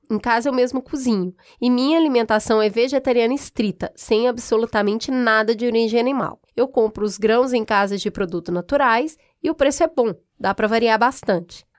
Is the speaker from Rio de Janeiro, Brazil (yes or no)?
no; Belo Horizonte, Minas Gerais, Brazil; Eu sou de Belo Horizonte, eu sou de é, Minas